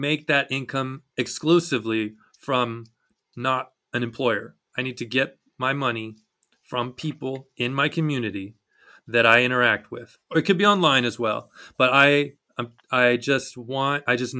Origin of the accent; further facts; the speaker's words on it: Texas, United States; I'm from Texas